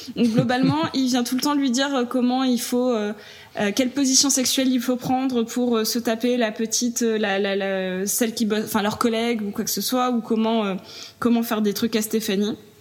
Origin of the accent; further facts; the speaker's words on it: south of France, France; je viens du sud de la France